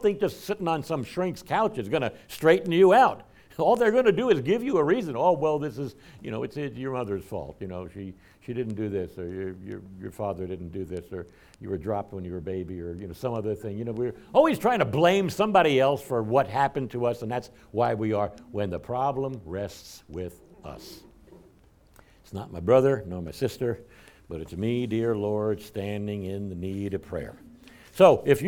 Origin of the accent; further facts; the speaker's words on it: United States; as Christians, as American Christians in this 21st century